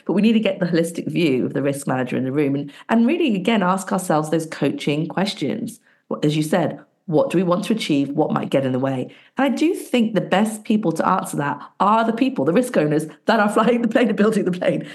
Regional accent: Bristol, South West England, United Kingdom; my hometown, Bristol, in England

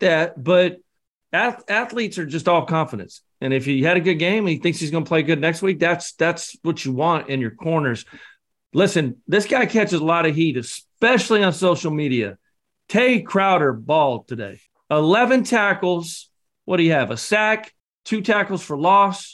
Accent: Scotland, United Kingdom; I'm the Scotsman

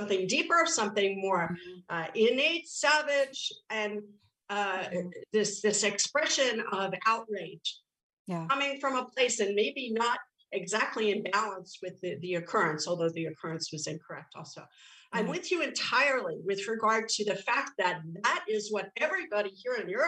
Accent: New York City, New York, United States; growing up in the Bronx, and I was there 70s, 80s, drugs, alcohol, I'm Irish on top of it

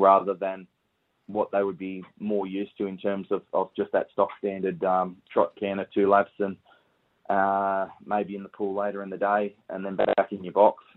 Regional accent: Camden, New South Wales, Australia; Camden, Camden in New South Wales, and yeah, so we just grew up around Menangle Park, really.

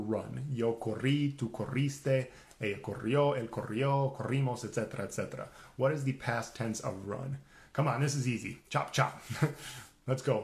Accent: Minnesota, United States; I grew up in Minnesota.

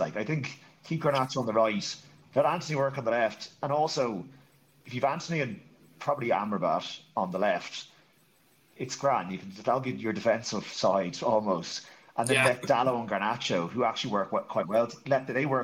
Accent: Ireland; being Irish, all of us

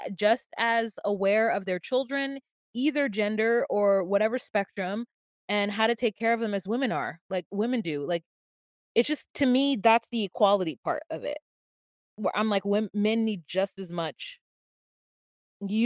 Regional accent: United States; I'm American Black and I'm American

